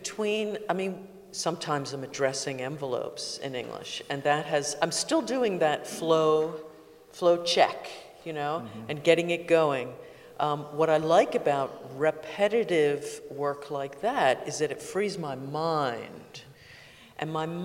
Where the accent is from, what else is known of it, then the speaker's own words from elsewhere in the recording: United States; I am an American